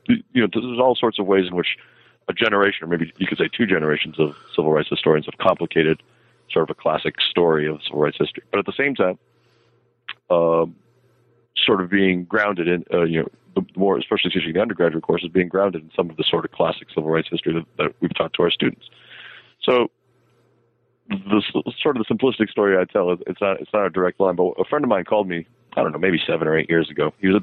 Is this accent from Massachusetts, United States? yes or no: yes; Boston, Massachusetts, United States; now in Memphis, United States; I'm originally from the Boston area